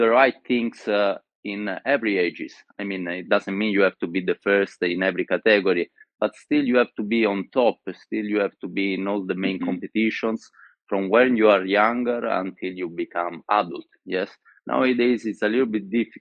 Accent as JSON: {"language": "English", "town": "Florence", "region": "Tuscany", "country": "Italy", "tie": "born or raised there", "also_born_or_lived": "Sicily", "second_language": "English", "said": "I was born in Sicily, but then I lived in Florence all my life"}